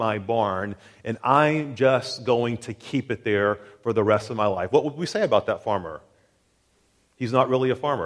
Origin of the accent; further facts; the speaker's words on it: Tennessee, United States; growing up in Tennessee, I had a lot of friends who lived on farms.